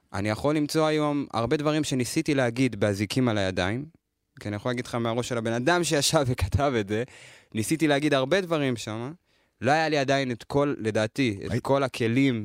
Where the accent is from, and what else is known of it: Lod, Central District, Israel; born or raised there